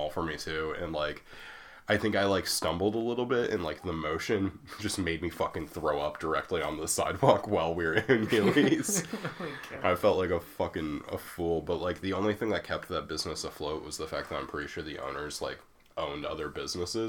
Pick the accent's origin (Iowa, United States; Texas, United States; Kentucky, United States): Iowa, United States; small town; moved away; in my hometown, we had the Thirsty Bulldog, which was like a bar and grill